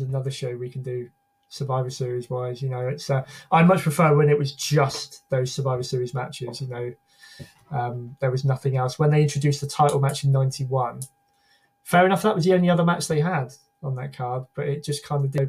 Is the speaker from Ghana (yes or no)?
no; United Kingdom; as a Brit